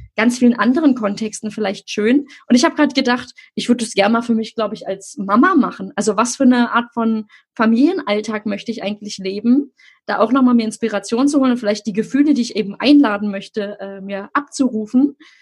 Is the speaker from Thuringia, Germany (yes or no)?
no; Berlin, Germany; ich komme ja nun aus Berlin-Friedrichshain